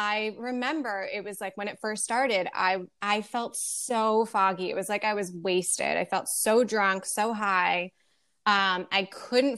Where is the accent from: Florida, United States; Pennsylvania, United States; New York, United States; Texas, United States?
New York, United States; Long Island; also born or lived in Indiana; I grew up on Long Island